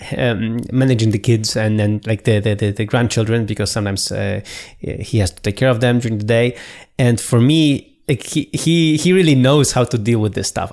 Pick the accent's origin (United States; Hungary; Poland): Poland; moved away; I was three weeks in my hometown